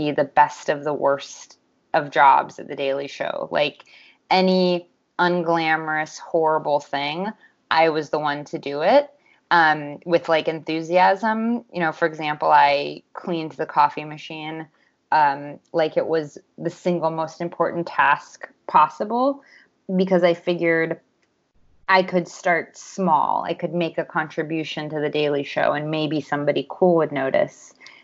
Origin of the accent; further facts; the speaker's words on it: Los Angeles, California, United States; I'm from Los Angeles, California, where I currently live